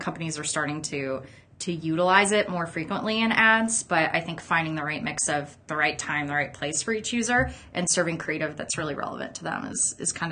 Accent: Gretna, Nebraska, United States; I grew up out in Gretna on a farm

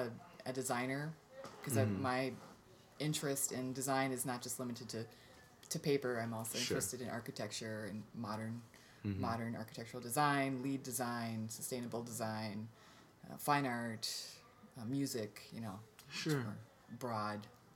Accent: Akeley, Minnesota, United States; also born or lived in St. Paul, Minnesota / Colorado; I was born in Minneapolis, grew up in about an hour and a half, not even an hour and a half, about an hour north of where we are right now in Akeley, Minnesota.

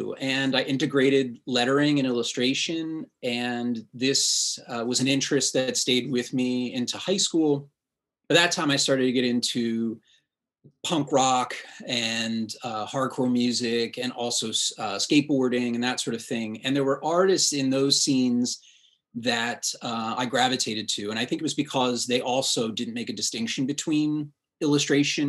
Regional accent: Reading, Pennsylvania, United States; The town that I was born and raised in is Reading, PA

